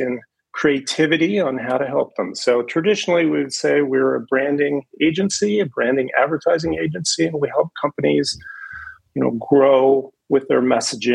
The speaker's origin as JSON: {"language": "English", "town": "Seattle", "region": "Washington", "country": "United States", "tie": "born or raised there", "said": "growing up in Seattle. My father worked for Boeing"}